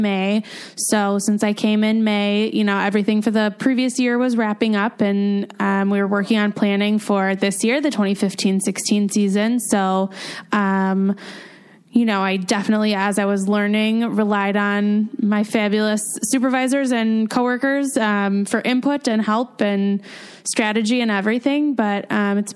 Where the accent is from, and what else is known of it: Minnetrista, Minnesota, United States; born or raised there